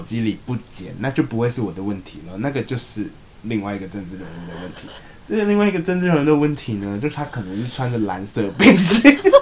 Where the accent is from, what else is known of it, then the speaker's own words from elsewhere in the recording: Tainan, Taiwan; moved away; 我们是台南人的家籍